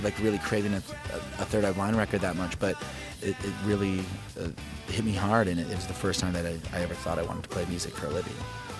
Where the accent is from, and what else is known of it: Oklahoma City, Oklahoma, United States; born or raised there; also born or lived in Lubbock, Texas / Detroit, Michigan / Tulsa, Oklahoma